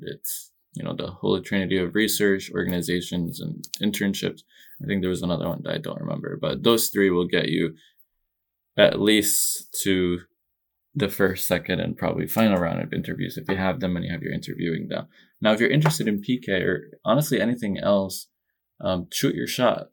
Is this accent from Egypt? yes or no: yes; Egypt; moved away; also born or lived in New Jersey, United States; I was born and raised in Egypt